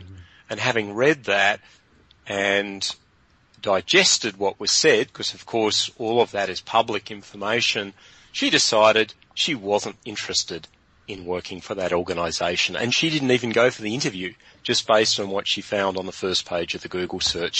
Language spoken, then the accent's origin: English; Hobart, Tasmania, Australia; moved away as an adult; also born or lived in London; I'm originally from Hobart